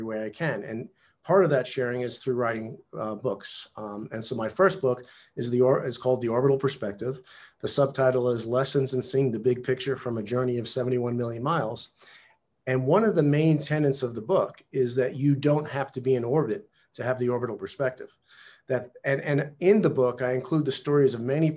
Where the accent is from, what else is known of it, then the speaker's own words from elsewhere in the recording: New York, United States; I was, you know, a typical male teenager growing up in New York in the 70s